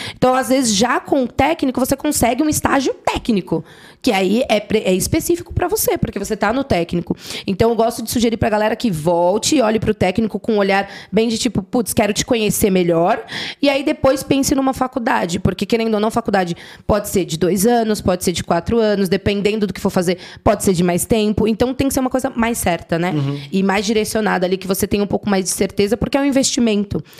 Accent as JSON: {"language": "Portuguese", "region": "São Paulo", "country": "Brazil", "said": "sou da Zona Norte de São Paulo, ali quem conhece manda aqui Vila Aurora"}